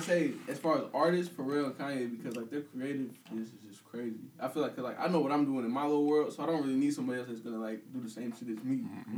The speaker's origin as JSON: {"language": "English", "town": "Peoria", "region": "Illinois", "country": "United States", "said": "I'm from Peoria. I had no problem admitting that. Everybody knows me from school"}